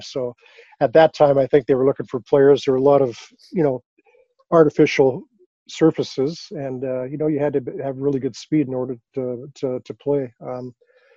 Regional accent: Regina, Saskatchewan, Canada; I grew up in Regina, Saskatchewan

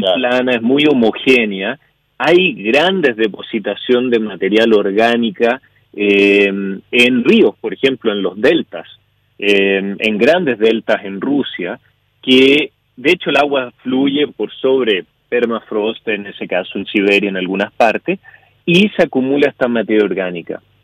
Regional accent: Chile; now in Canada; soy chileno, yo vivo en Canadá hace ya muchos años

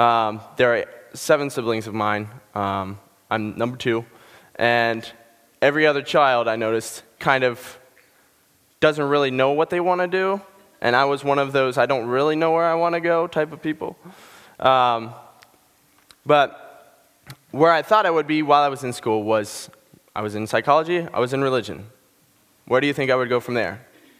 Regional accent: Ohio, United States; born there; also born or lived in Pennsylvania; I'm from Pennsylvania, New England. I've never really had one specific place that I call home. I was born in Ohio, half an hour outside Cleveland

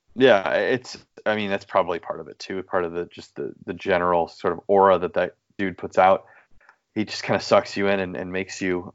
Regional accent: United States; as an American

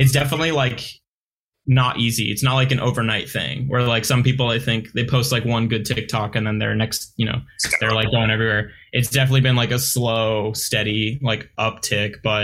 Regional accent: Long Beach, California, United States; I grew up in Long Beach and that's where I live now.

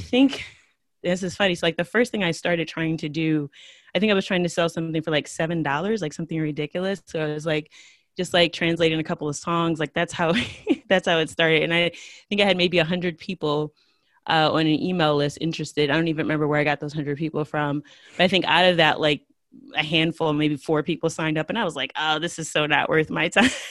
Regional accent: United States; first language English; I'm from the United States

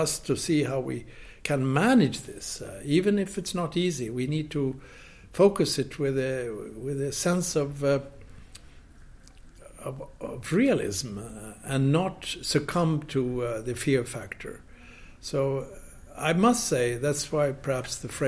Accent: Sweden

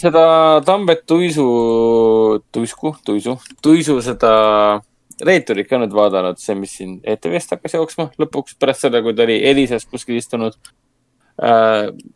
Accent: Estonia; meie kui eestlased

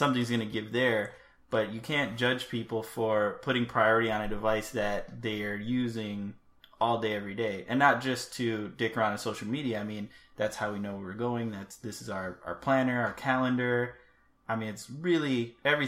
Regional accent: United States; we're American

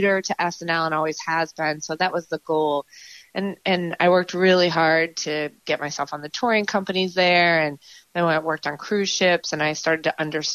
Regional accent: Marion, Massachusetts, United States; growing up in Marion, it's a great, great way to grow up

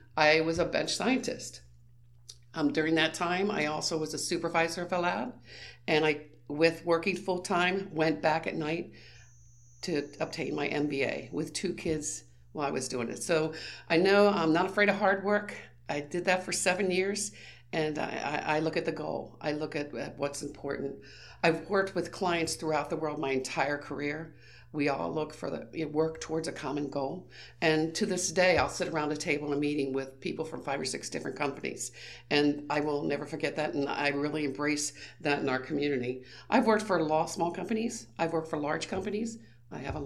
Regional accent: Frederick County, Maryland, United States; I was born and raised in Frederick County. I've never left

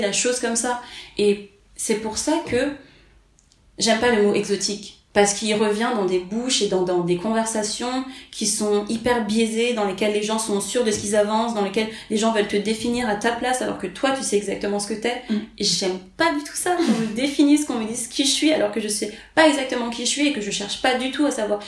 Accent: Paris, Île-de-France, France; je suis née à Paris, j'ai grandi à Paris, je suis française

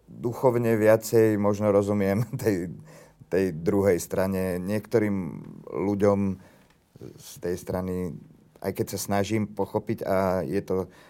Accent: Slovakia; Ja sa cítim ako Slovák.

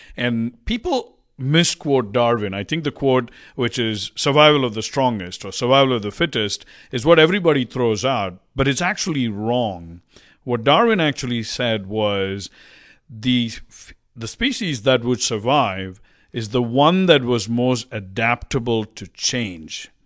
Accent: India; moved away as an adult; also born or lived in Hong Kong / Cincinnati / West Coast, United States / East Coast, United States; now in United States; I grew up in India. I got up and moved to the U S

